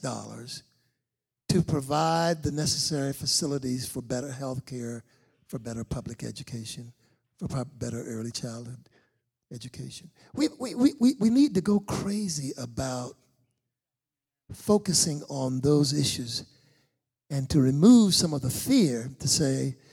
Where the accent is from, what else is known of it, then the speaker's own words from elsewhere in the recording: Charleston, South Carolina, United States; moved away as an adult; now in Charlotte, United States; a young kid growing up in Charleston, South Carolina, back in the 50s